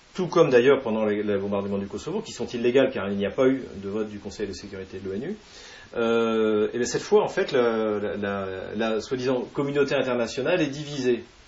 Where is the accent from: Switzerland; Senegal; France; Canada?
France; en tant que Français